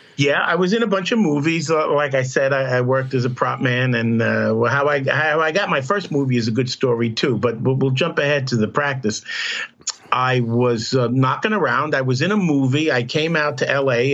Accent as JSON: {"language": "English", "town": "New York City", "region": "New York", "country": "United States", "tie": "born or raised there", "said": "growing up in Brooklyn, Catholic school"}